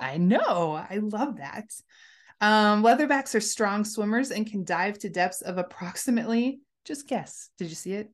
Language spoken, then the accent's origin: English; United States; We're American